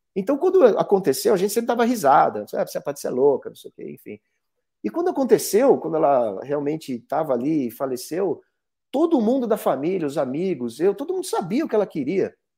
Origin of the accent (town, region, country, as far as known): Brazil